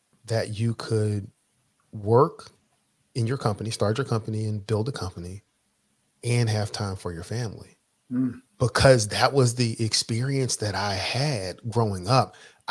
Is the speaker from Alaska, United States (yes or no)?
no; Philadelphia, Pennsylvania, United States; originally I'm from Philadelphia, grew up, in the inner city of Philadelphia.